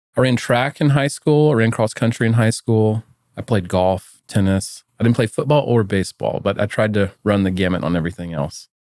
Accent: Atlanta, Georgia, United States; moved away as an adult; also born or lived in Auburn, Alabama; now in Austin, United States; I grew up in Atlanta, Georgia. So I'm a true son of the South.

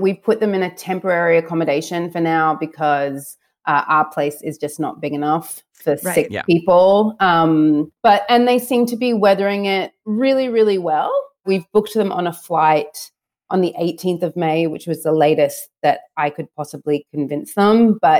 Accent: Australia; also born or lived in St. Louis, United States; I'm obviously Australian and I'm American. So my dad's American. My mom's Australian. I was actually born in St. Louis, Missouri.

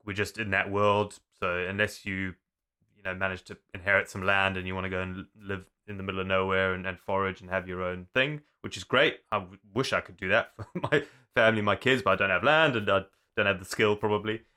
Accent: Zululand, KwaZulu-Natal, South Africa; also born or lived in Zimbabwe; now in United Kingdom; I was born in Zimbabwe, but we moved to South Africa when I was young. And I grew up in an area called Zululand.

